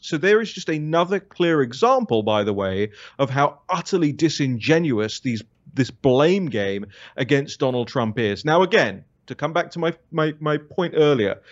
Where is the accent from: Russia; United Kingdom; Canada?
United Kingdom; moved away as an adult; now in United States; my home country